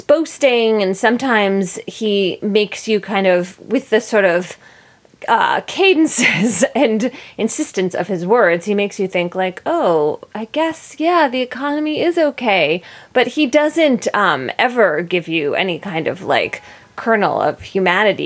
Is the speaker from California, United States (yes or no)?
no; Philadelphia, Pennsylvania, United States; moved away as an adult; And I lived in Philadelphia until I went to college.